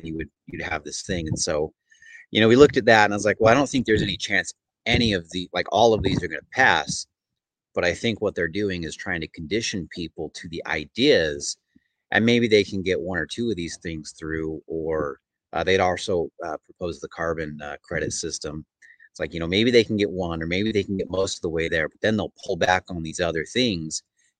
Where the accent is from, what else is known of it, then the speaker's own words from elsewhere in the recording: Utah, United States; also born or lived in Oregon; now in Missouri, United States; growing up in Utah